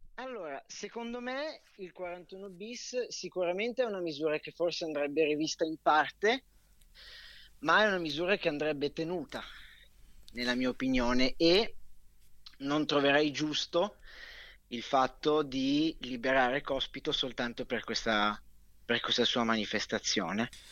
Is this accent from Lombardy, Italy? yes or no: yes; Milan, Lombardy, Italy; da buon milanese che sono